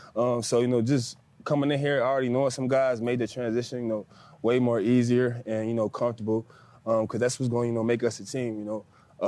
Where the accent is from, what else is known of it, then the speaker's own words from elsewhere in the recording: Cincinnati, Ohio, United States; moved away as an adult; also born or lived in Nashville; I'm from Cincinnati, Dayton area.